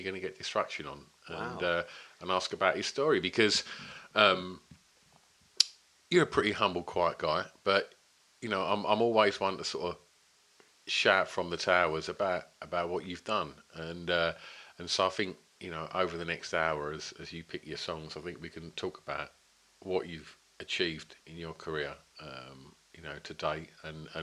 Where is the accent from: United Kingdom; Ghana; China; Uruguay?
United Kingdom; Essex, East of England; born or raised there